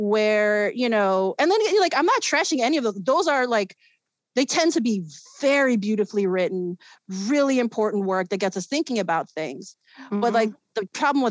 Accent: Chicago, Illinois, United States; also born or lived in South Korea; I was born and raised in Chicago. I grew up in a neighborhood known as Hermosa

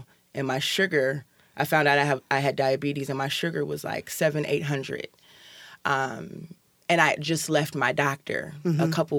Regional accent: Chicago, Illinois, United States; moved away as an adult; also born or lived in Seattle; now in Tacoma, United States; So I'm originally from Chicago. I'm from the South Side of Chicago.

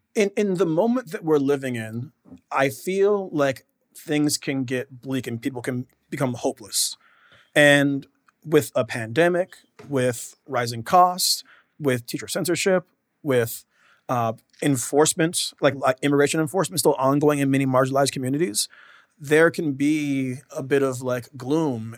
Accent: Washington, United States; I'm from Washington State.

